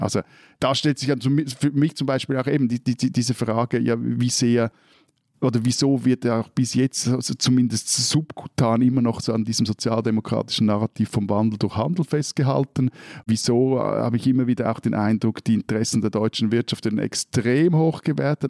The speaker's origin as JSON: {"language": "German", "country": "Switzerland", "said": "als Schweizer"}